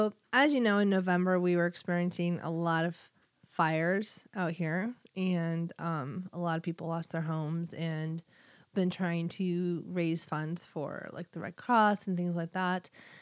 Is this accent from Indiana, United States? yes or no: no; Winfield, New Jersey, United States; I am from Winfield, New Jersey.